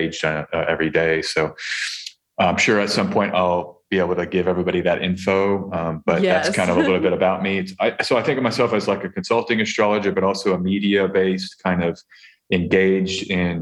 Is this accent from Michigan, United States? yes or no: no; Texas, United States; now in Albania; I'm from Texas. I'm a Texan astrologer